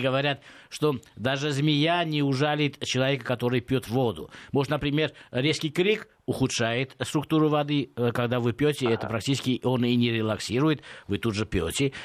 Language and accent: Russian; Gyumri, Shirak, Armenia; В моем родном городе, это Гюмри